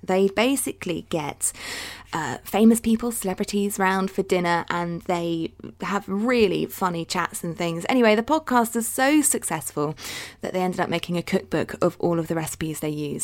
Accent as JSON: {"language": "English", "area": "Dorset", "region": "South West England", "country": "United Kingdom", "tie": "born or raised there", "said": "I'm from Dorset"}